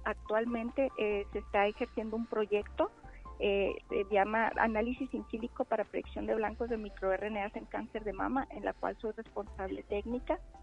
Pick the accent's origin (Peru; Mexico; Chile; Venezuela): Mexico; Chihuahua; moved away as an adult; now in San Luis Potosí, Mexico; yo vengo del estado de Chihuahua